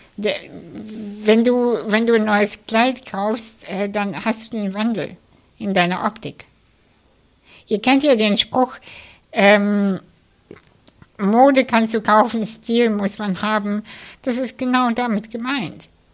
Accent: Kazakhstan; now in Germany; ich bin in der ehemaligen UdSSR aufgewachsen. Ich, ich komme selber aus Kasachstan

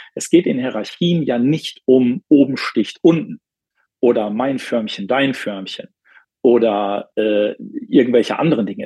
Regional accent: Bielefeld, North Rhine-Westphalia, Germany; hier in meiner Heimatstadt Bielefeld

